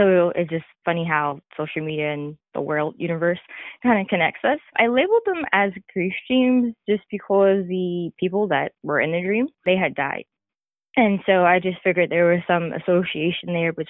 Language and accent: English; New York, United States; moved away as an adult; also born or lived in the Carolinas; relocating from where we grew up in New York to moving down south into the Carolinas